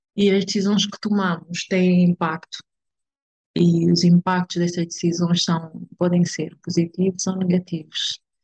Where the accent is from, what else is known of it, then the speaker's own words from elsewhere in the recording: Benguela, Angola; moved away as an adult; now in Luanda, Angola; nasci em Benguela, mas eh, propriamente na Praia da Caota. É, e desde muito cedo fui viver para Benguela